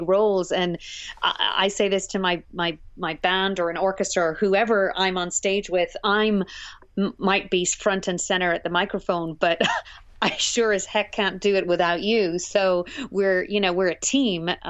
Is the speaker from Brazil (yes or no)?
no; Cork, Munster, Ireland; moved away as an adult; also born or lived in Northern Ireland; now in Vermont, United States; born in the north of Ireland in the very troubled 70s. So we relocated to the south of Ireland where my father is from, and I grew up there in Cork and spent most of my life there until graduate school